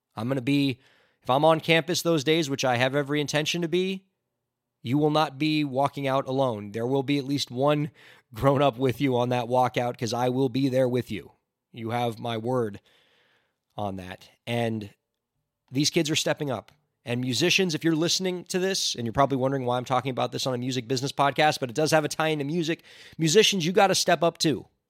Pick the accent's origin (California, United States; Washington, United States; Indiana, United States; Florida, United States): Florida, United States; near Parkland; near my hometown